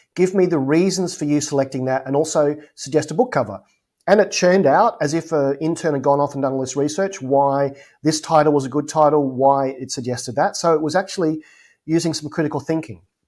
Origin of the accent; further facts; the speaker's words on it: Adelaide, South Australia, Australia; moved away; my hometown of Adelaide, Australia